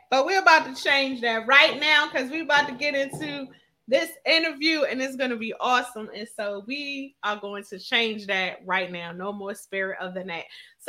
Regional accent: Philadelphia, Pennsylvania, United States; she lives in my hometown. So I'm super excited because she is in Philadelphia.

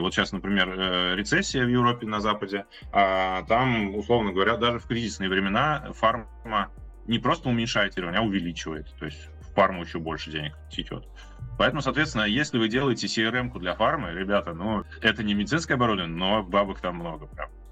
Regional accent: Ulyanovsk, Ulyanovsk Oblast, Russia; я сам тут из Ульяновска

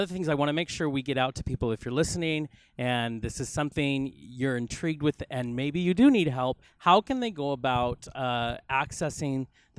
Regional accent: Spokane, Washington, United States; now in Los Angeles, United States; you know, we mentioned earlier we came from Spokane. Well, LA, of course, is 20 times larger.

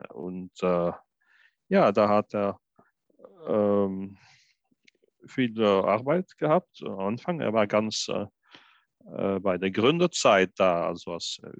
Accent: Luxembourg; now in Belgium; ich bin eigentlich in Belgien geboren, aber ich bin auch einige Jahre in Luxemburg geboren bei meinen Großeltern und von meinen Großeltern erzogen worden. Und da habe ich die luxemburgische Sprache mitgekriegt

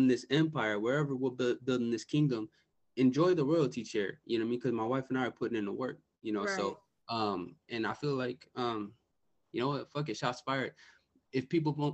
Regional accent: Bay Area, California, United States; I'm from the Bay Area, California.

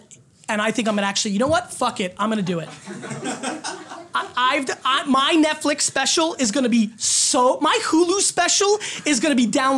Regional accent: Edison, New Jersey, United States; So that's where they make us. That's where I grew up.

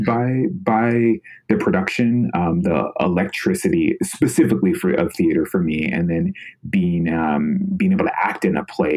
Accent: Sacramento, California, United States; moved away as an adult; I'm from Sacramento, California originally

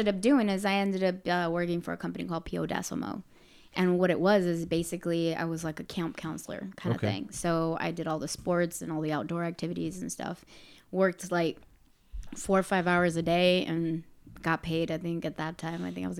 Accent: Arizona, United States; I grew up in Barrio Hollywood.

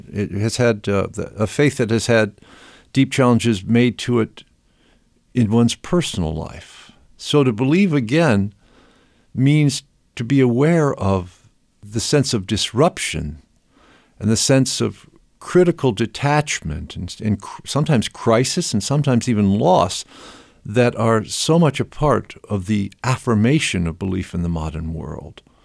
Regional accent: Rockford, Illinois, United States; my hometown of Rockford, Illinois

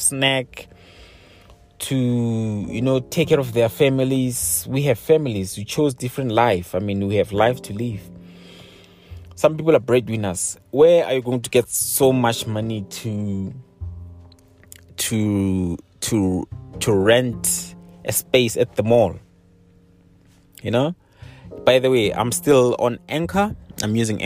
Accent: South Africa

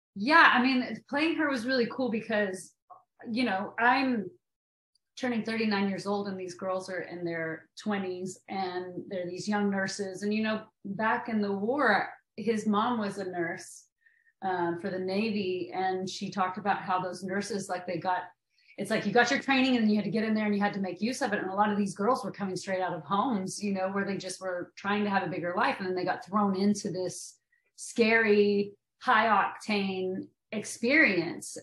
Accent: Maynardville, Tennessee, United States; moved away as an adult; I'm from Tennessee, and we there we say it Van Dien

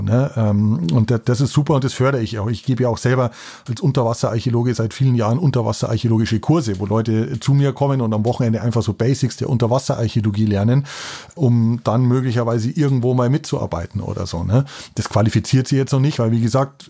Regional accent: Lenggries, Bavaria, Germany; moved away; ich bin in den Bergen aufgewachsen in Lenkries

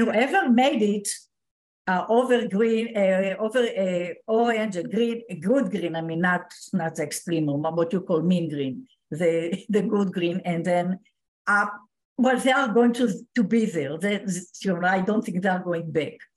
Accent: Israel; I was born in Israel

